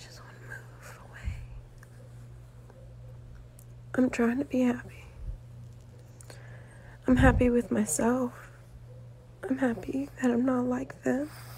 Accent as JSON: {"language": "English", "region": "California", "country": "United States", "said": "I'm 21, and I'm from California"}